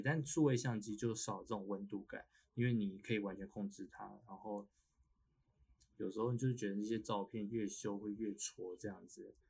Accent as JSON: {"language": "Chinese", "region": "Pingtung County", "country": "Taiwan", "tie": "born or raised there", "also_born_or_lived": "Taipei", "moved": "as an adult", "said": "我们都是从小在屏东长大 ，然后大学来台北，来北部读书这样"}